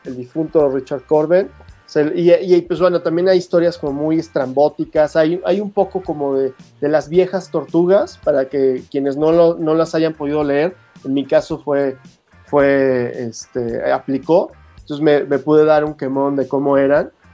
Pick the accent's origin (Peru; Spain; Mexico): Mexico; pues de México